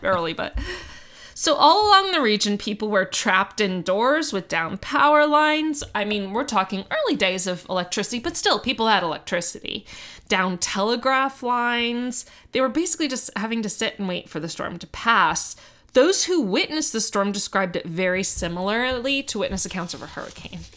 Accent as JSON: {"language": "English", "town": "Miami", "region": "Florida", "country": "United States", "tie": "born or raised there", "moved": "yes", "said": "I grew up in Miami"}